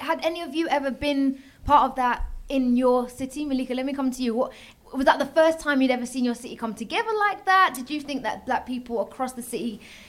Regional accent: London, United Kingdom; So I'm from London

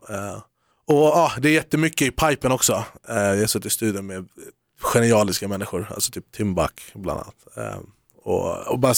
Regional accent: Haninge, Stockholm County, Sweden; Haninge, kära till Jordbro.

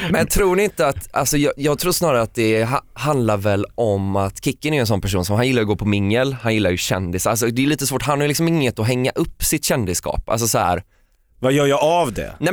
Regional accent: Gothenburg, Västra Götaland, Sweden; eftersom jag är från Göteborg frågar ju folk ofta om jag är släkt med

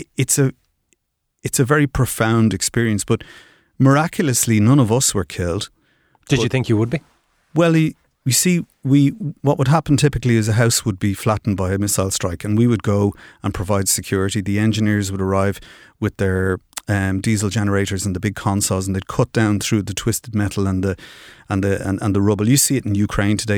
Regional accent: Dublin, Leinster, Ireland; I grew up in Finglas

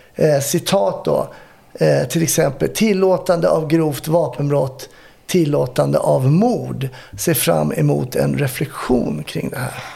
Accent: Stockholm, Stockholm County, Sweden; jag växte upp i Kärrtorp

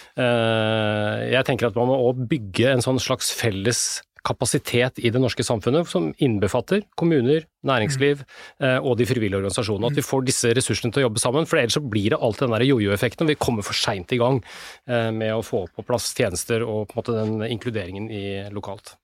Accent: Norway; her hjemme i Norge

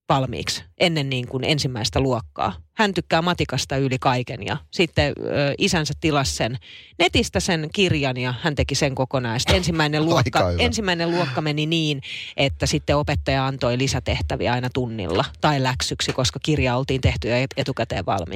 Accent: Naantali, Southwest Finland, Finland; also born or lived in Vantaa; kun mä muutin Naantalista Vantaalle, kun mä olin viidennellä luokalla. Mä ostin vuosi Vantaalle ja me muutettiin takaisin sit Naantaliin

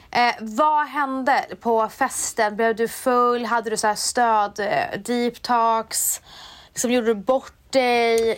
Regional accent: Umeå, Västerbotten County, Sweden; i Umeå säger vi landet

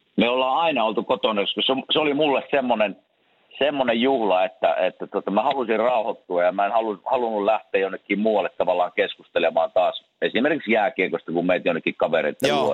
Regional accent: Kuopio, North Savo, Finland; mä muistan pikkupoikana tietysti Kuopiossa, kun kasvettiin

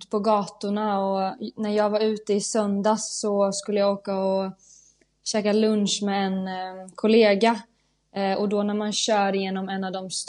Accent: Sweden; moved away as an adult; now in Milan, Italy; vi svenskar, vi kanske lever lite mer i våra hem än vad italienarna gör.

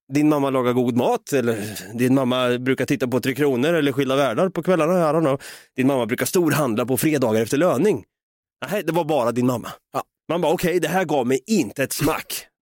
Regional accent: Norrköping, Östergötland, Sweden; now in Stockholm, Sweden; Jag bor ju som bekant uppe i Stockholm här, va? Jag vill ju flytta ner igen någon gång hem till Norrköping och ta tag i mitt östgötska arv

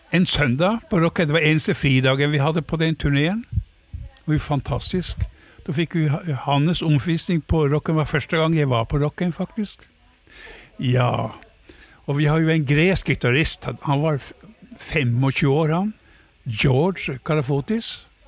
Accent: Leknes, Nordland, Norway; moved away; i hjembyen min var vi også for første gang

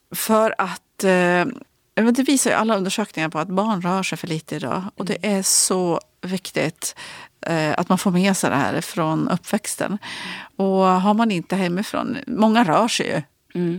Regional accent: Ullånger, Västernorrland County, Sweden; also born or lived in Örnsköldsvik; när vi flyttade till Ullånger från Övik när jag var liten kom jag så väg och jag var ju bara fem då

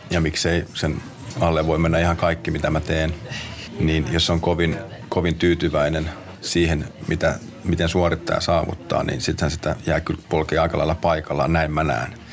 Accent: Hyvinkää, Uusimaa, Finland; also born or lived in Tammisaari / Lappeenranta / Sodankylä; mä oon syntynyt Tammisaaressa. me muutettiin Lappeenrantaan, jossa mä taisin aloitella vähän jalkapalloa. Me muutettiin Sodankylään, jossa mä sitten vähän laskettelin ja Sodankylästä me muutettiin sitten Hyvinkäälle.

